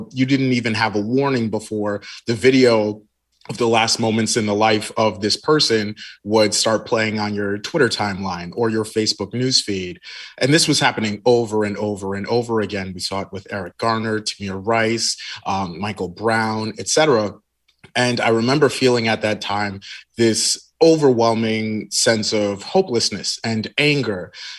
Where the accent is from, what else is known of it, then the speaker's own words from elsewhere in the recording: Nigeria; I'm just Nigerian. That's really what it boils down to.